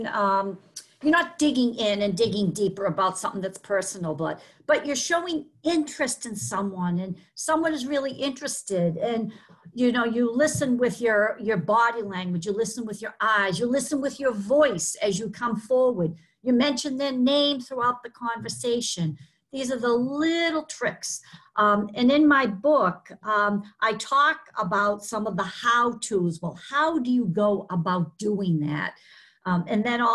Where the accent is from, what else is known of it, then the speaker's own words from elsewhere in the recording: Boston, Massachusetts, United States; accent: Boston; my Boston accent